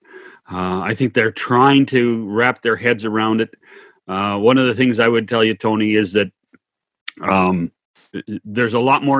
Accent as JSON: {"language": "English", "region": "Western Canada", "country": "Canada", "tie": "born or raised there", "said": "I grew up in Western Canada."}